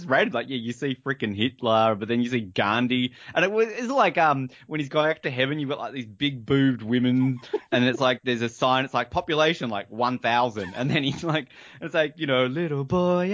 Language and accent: English; Australia; now in Canada; I as an Australian, oh, moving to Canada